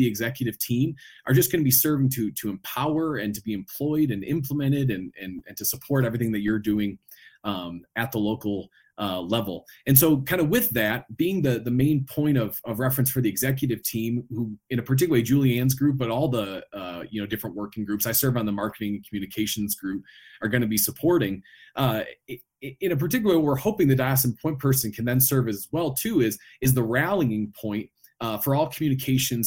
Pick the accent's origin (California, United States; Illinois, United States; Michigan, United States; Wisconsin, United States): Illinois, United States; Chicago; now in Denver, United States; I'm from the Chicagoland area originally. We live in Denver now